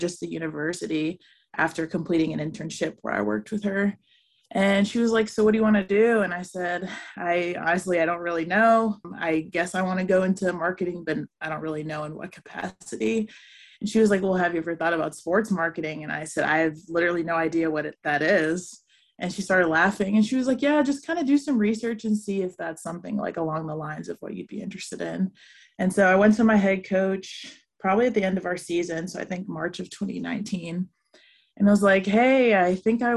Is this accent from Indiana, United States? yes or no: no; Atlanta, Georgia, United States; moved away as an adult; also born or lived in Spartanburg, South Carolina / Cincinnati; I'm originally from Atlanta, Georgia